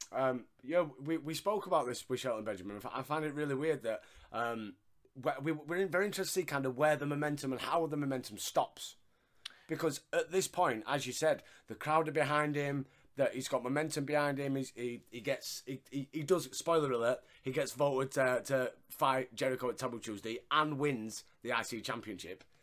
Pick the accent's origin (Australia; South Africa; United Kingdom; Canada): United Kingdom; Yorkshire and the Humber; I'm a Yorkshireman and we don't really pronounce the letter H